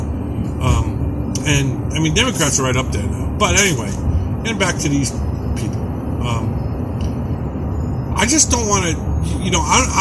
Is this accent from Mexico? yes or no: no; New York, United States; I grew up in New York